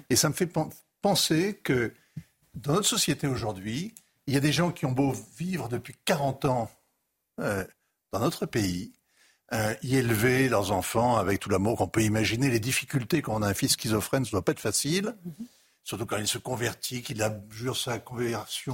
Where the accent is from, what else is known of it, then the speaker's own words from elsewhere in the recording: France; je suis un Français d'aujourd'hui